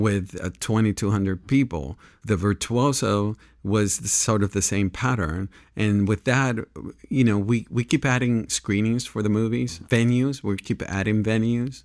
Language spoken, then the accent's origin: English; Panama; also born or lived in New York / Los Angeles; now in Santa Barbara, United States; I grew up in Panama